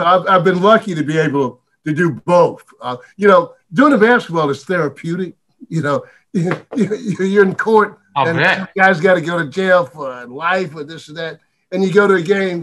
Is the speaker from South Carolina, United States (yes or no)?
yes; Dillon, South Carolina, United States; I'm born and raised in Dillon